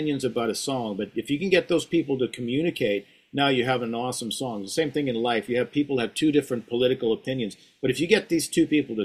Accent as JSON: {"language": "English", "country": "Sweden", "tie": "born or raised there", "moved": "yes", "said": "I grew up in Sweden"}